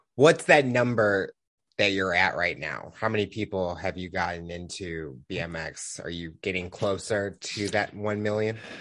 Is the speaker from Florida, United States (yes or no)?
no; Missouri, United States; I'm from Missouri